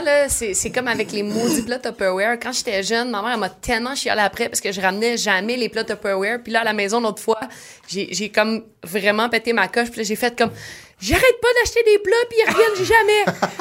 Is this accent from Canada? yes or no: yes; Saint-Eustache, Quebec, Canada; first language French; also born or lived in Oka / Sainte-Thérèse; now in Terrebonne, Canada; je suis née à Saint-Eustache, j'ai déménagé à Oka. Je suis revenue à Saint-Eustache, j'ai habité à Sainte-Thérèse. Hmm. Euh, et euh, maintenant je suis à Terrebonne